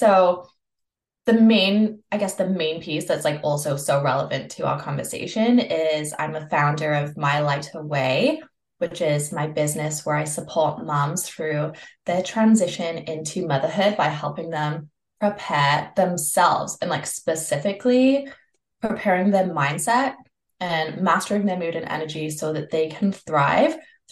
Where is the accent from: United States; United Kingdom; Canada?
Canada; I'm from Canada